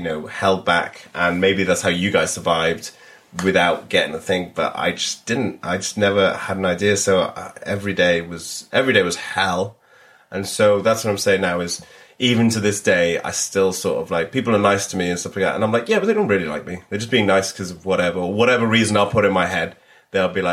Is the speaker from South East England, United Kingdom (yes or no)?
no; Cardiff, Wales, United Kingdom; Cardiff. Yeah. I went to Ysgol y Wern